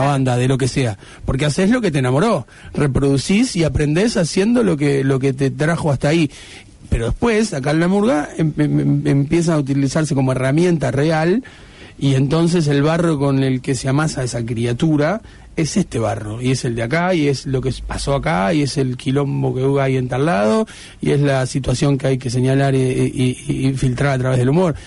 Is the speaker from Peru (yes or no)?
no; Uruguay